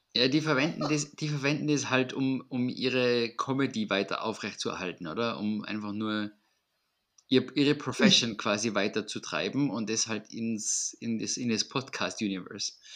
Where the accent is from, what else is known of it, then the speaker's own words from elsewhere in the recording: Austria; bei uns in Österreich